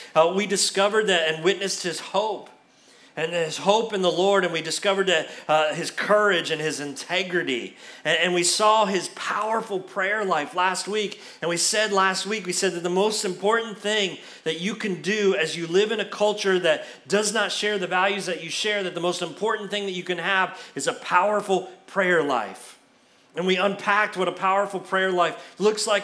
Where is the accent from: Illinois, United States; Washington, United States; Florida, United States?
Florida, United States; moved away as an adult; now in Kentucky, United States; I'm from Florida